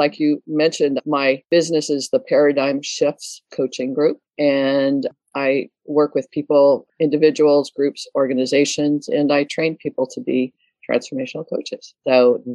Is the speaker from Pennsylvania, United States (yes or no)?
no; Detroit, Michigan, United States; moved away; also born or lived in Canada / Nova Scotia; I was born in Detroit, and it was the United States, I lived in Canada for about 20 years